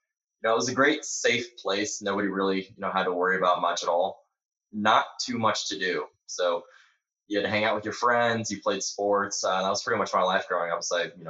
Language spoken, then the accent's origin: English; Indiana, United States; moved away as an adult; also born or lived in Missouri / Texas; now in South Carolina, United States; originally I'm from Indiana, but over the last 4 years, I've moved all over. I've lived in Missouri, Texas, South Carolina, overseas for a little bit. So South Carolina is where I am right now